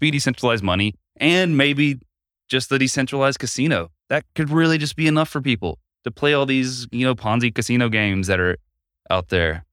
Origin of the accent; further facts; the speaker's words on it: Asheville, North Carolina, United States; my hometown of Asheville